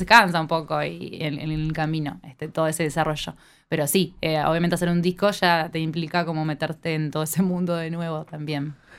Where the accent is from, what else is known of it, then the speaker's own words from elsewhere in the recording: Neptunia, Canelones, Uruguay; yo soy de Neptunia